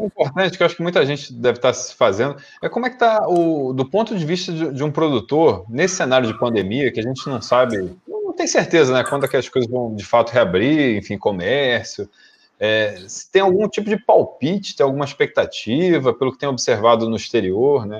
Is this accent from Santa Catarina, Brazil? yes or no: no; Rio de Janeiro, Brazil; todos nós somos aqui do Rio de Janeiro